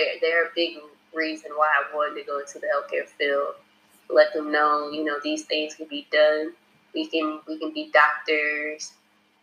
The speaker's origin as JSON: {"language": "English", "town": "Savannah", "region": "Georgia", "country": "United States", "tie": "born or raised there", "moved": "as an adult", "said": "growing up in Savannah"}